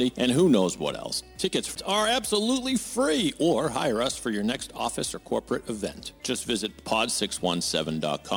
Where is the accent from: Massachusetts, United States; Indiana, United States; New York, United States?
Massachusetts, United States; Sharon; I grew up in Sharon